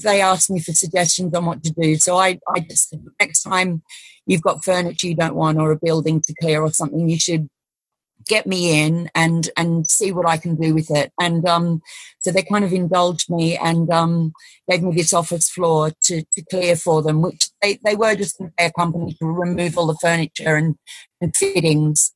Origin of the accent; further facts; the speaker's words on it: Australia; moved away; I'm Australian